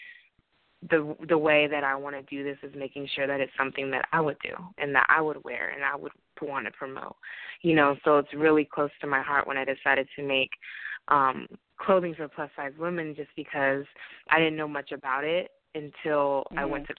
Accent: Portland, Oregon, United States; now in Los Angeles, United States; I grew up in Portland, Oregon, and with my family

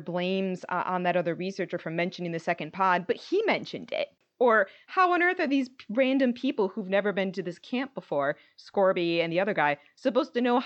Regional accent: United States; as an American

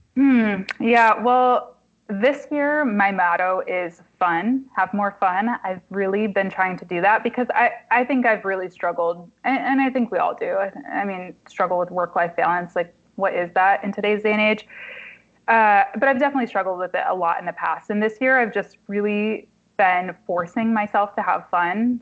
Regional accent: Kalamazoo, Michigan, United States; also born or lived in Marquette, Michigan / Washington, District of Columbia, United States; now in Detroit, United States; Kalamazoo, my hometown

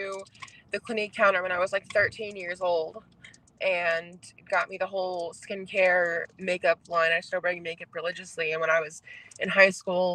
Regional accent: New Orleans, Louisiana, United States; also born or lived in Kansas; now in Los Angeles, United States; I'm from New Orleans

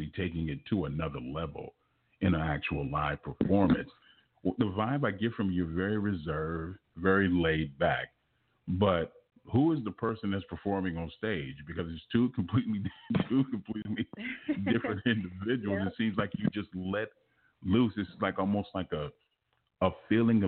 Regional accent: Los Angeles, California, United States; I'm from South Central Los Angeles, graduate of Fremont High School

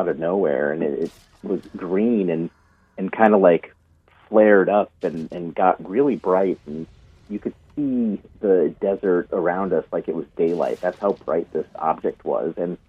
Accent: Chicago, Illinois, United States; born there; also born or lived in New Mexico; so I was born in Chicago, but I lived in New Mexico

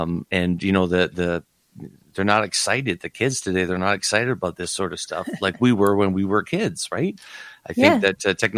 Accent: Okanagan, BC, British Columbia, Canada; when I was a kid here in the Okanagan, which is in BC, we have a big lake

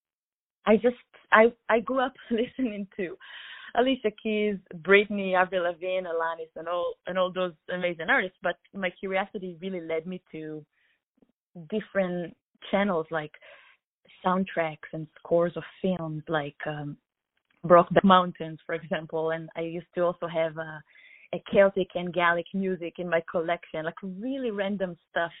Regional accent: Israel; I'm from Israel, was born and raised

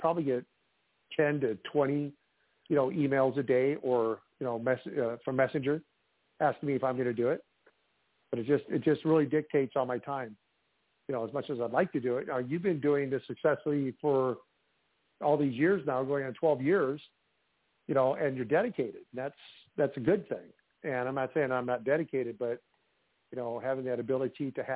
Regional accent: Iowa, United States; from my home state of Iowa

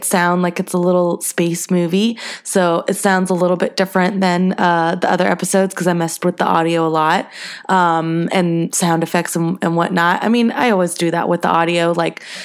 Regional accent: the South, United States; now in Los Angeles, United States; I'm from the South

